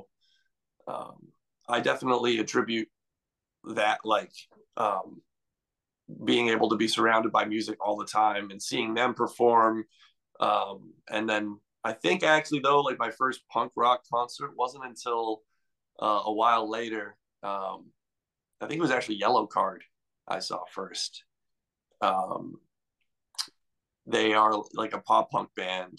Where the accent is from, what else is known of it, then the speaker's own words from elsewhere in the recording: New Bedford, Massachusetts, United States; also born or lived in Miami, Florida; I actually was born in hometown is Miami, Florida. I lived there up until I was 10 years old. And then I moved to around the New Bedford area